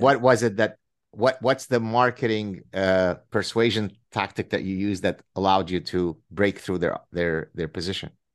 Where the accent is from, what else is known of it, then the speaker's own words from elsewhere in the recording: Lebanon; first language Arabic; English is a second language; Arabic is my mother tongue and also Hebrew. We're Lebanese Jews